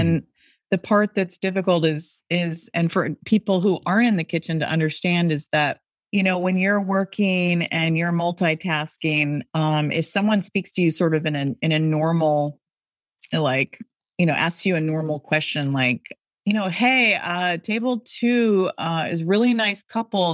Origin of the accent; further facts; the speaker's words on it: Seattle, Washington, United States; now in Boston, United States; I'm from Seattle